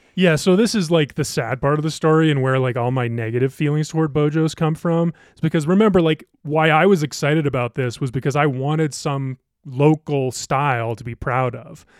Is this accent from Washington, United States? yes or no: no; Ohio, United States; now in Colorado, United States; I grew up in Ohio